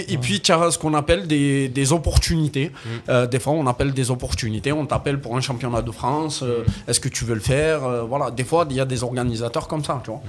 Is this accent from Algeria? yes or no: yes; Algeria; je suis algérien, moi, de, de, de nationalité